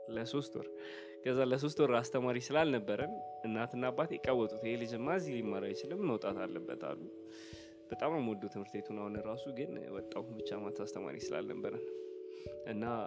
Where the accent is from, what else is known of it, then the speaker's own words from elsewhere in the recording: Addis Ababa, Ethiopia; እንደ ማንኛውም አዲስ አበባ እንደተወለደ ሰው አዲስ አበባ ነው የተወለድኩት